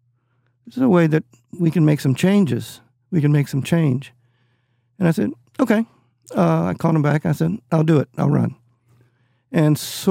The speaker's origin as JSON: {"language": "English", "town": "San Antonio", "region": "Texas", "country": "United States", "moved": "yes", "lives_now": "Austin, United States", "said": "San Antonio, I'm from San Antonio"}